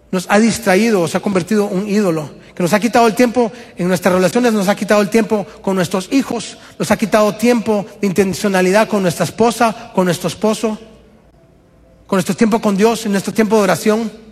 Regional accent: Guatemala; moved away as an adult; Alison y yo y la familia venimos de Guatemala hace año y medio casi.

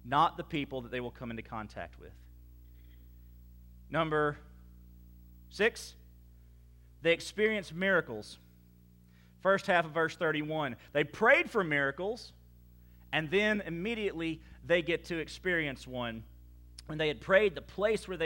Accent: Baton Rouge, Louisiana, United States; moved away as an adult; also born or lived in Clarksville, Texas; now in Sulphur, United States; we said, well, Baton Rouge, Louisiana

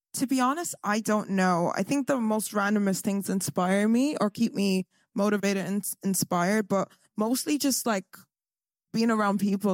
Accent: Galway, Connacht, Ireland; I'm from Galway, little, little town on the west side

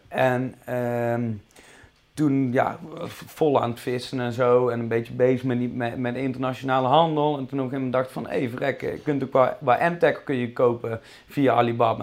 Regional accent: Tilburg, North Brabant, Netherlands; accent: Brabant; also born or lived in Goirle; geboren en getogen in eh, Tilburg. Dus ras echte Brabander. Daar zullen jullie misschien ook wel aan mijn accent horen.

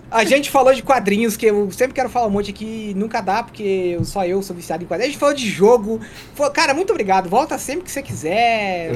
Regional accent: Santa Catarina, Brazil; born or raised there

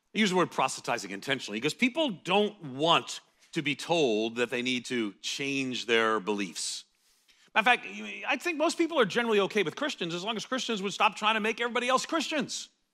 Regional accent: United States; as an American evangelical

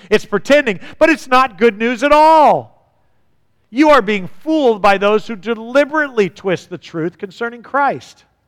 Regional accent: United States; as an American

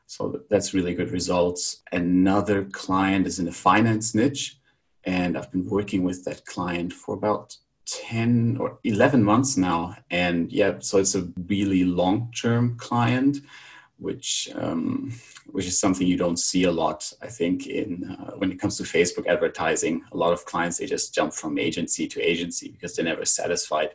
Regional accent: Germany; moved away as an adult; also born or lived in Barcelona, Spain / Krakow, Poland; now in Bulgaria; I'm from Germany

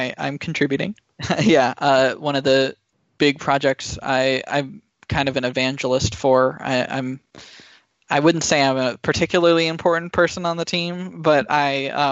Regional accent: Silicon Valley, California, United States; growing up in Silicon Valley

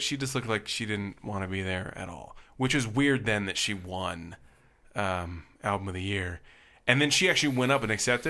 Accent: Tennessee, United States; Like actually, I grew up not too far out of Nashville.

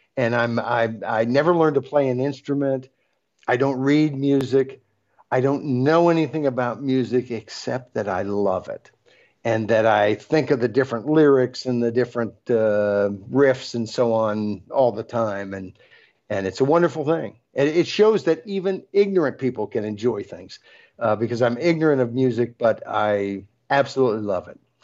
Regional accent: United States; as American citizens

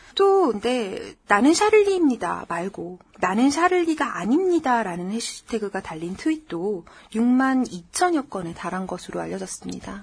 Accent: South Korea; 저는 한국 사람이고요

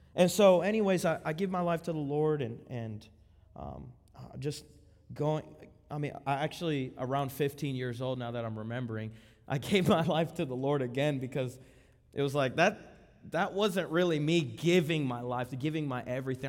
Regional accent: Miami, Florida, United States; also born or lived in Lakeland, Florida; we were born and raised in Miami. Miami, around that area, nine five four area code, Broward County.

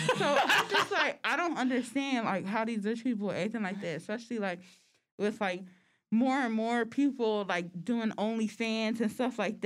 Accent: United States; we are American

